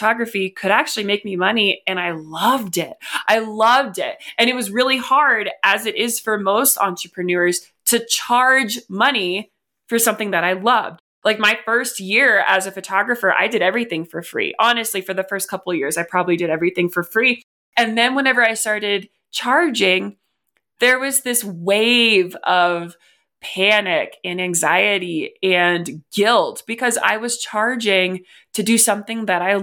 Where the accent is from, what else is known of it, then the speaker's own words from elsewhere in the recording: West Virginia, United States; now in Colorado, United States; growing up in West Virginia, it is the fifth poorest state. I then moved to Colorado